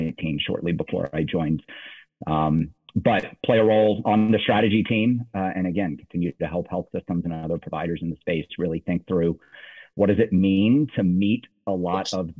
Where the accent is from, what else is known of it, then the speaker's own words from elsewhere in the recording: Nashville, Tennessee, United States; moved away as an adult; also born or lived in Virginia / Washington, D.C.; born and raised in Nashville, Tennessee